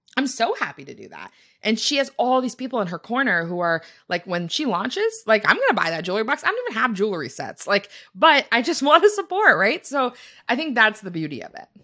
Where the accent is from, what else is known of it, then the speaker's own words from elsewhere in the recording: Canada; we are from Canada